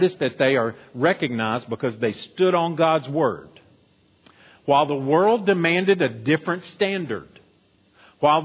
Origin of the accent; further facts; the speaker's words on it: United States; as American Christians